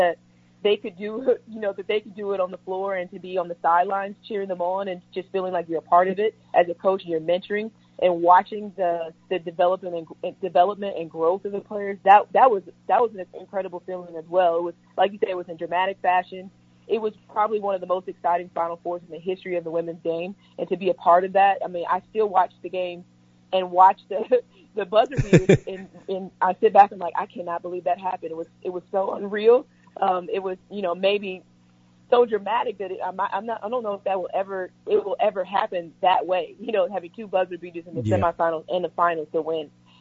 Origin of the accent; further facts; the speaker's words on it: St. Louis, Missouri, United States; moved away; my hometown, St. Louis